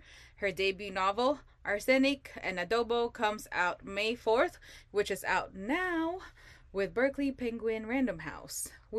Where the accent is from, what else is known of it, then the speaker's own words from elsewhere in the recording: Philippines; I am Filipino.